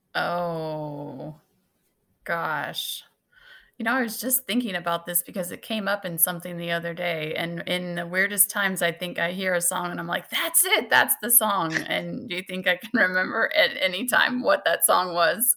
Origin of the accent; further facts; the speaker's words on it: Salisbury, Missouri, United States; also born or lived in Maryville, Missouri; I grew up in Salisbury, Missouri, which is a couple hours from here